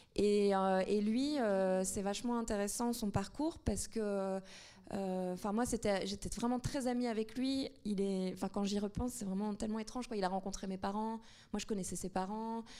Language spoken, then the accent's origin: French; Tunisia; now in France; le fait de vivre en France, de, enfin, moi, je suis tunisienne